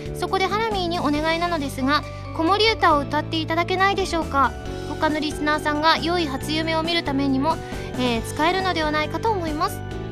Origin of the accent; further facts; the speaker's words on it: Kansai, Osaka, Japan; moved away as an adult; now in Tokyo, Japan; 私関西人なんですけれども